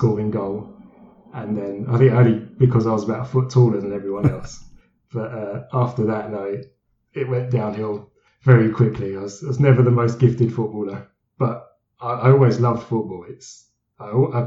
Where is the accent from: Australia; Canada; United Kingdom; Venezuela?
United Kingdom; London; also born or lived in Woodford; I was born in Leytonstone in East London.